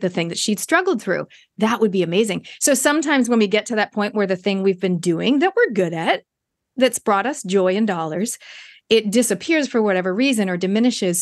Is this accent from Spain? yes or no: no; Toronto, Ontario, Canada; now in New Zealand; I grew up in Canada